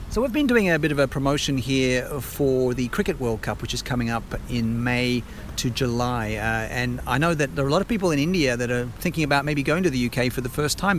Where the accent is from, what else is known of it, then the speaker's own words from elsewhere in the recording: Australia; moved away; also born or lived in West London; as an Australian